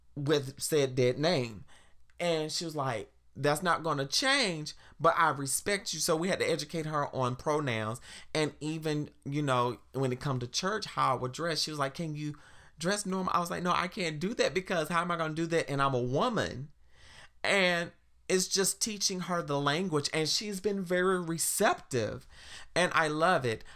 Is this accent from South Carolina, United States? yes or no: yes; South Carolina, United States; now in Washington, D.C., United States; growing up in South Carolina